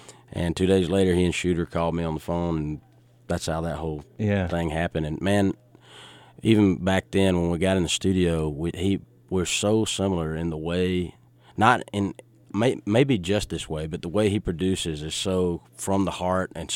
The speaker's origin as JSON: {"language": "English", "town": "Richland", "region": "Georgia", "country": "United States", "tie": "born or raised there", "said": "Richland, Georgia, where all the Cobbs are from, where I'm from"}